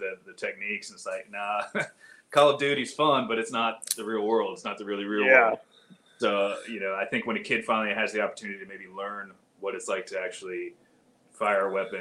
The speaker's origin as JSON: {"language": "English", "town": "Panama City", "region": "Florida", "country": "United States", "tie": "born or raised there", "said": "I grew up in Panama City, Florida, it's a beautiful place. My father was Air Force at the time"}